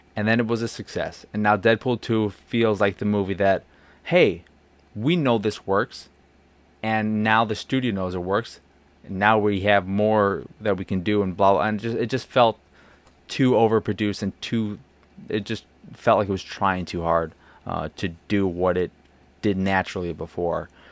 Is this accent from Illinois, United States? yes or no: yes; Chicago, Illinois, United States; as a Chicagoan